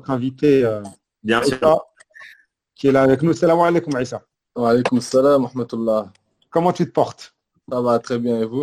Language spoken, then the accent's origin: French; Ghazaouet, Tlemcen Province, Algeria; Razaouet, oui.